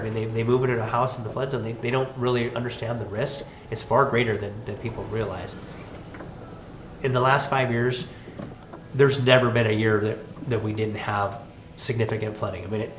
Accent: Aberdeen, Washington, United States; Lots of experience with flooding in the Aberdeen Hoquiam my entire life.

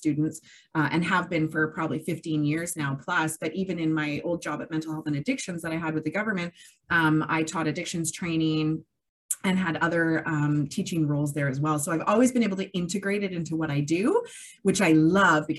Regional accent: Kamloops, British Columbia, Canada; I was born and raised in Kamloops, so I know a lot of people around here

